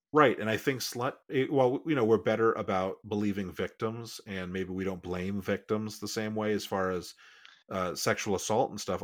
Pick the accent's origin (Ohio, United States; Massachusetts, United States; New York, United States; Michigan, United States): Massachusetts, United States; I grew up in Massachusetts